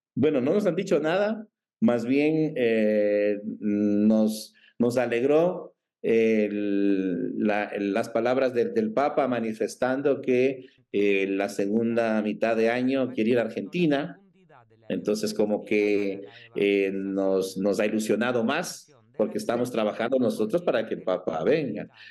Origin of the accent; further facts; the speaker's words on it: Ecuador; hermanos ecuatorianos